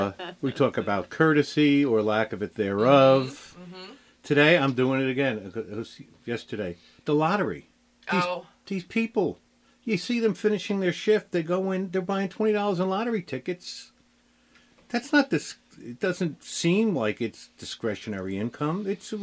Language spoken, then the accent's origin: English; New Jersey, United States; I come from New Jersey, so there was like 42 deputy lottery commissioners within 10 years.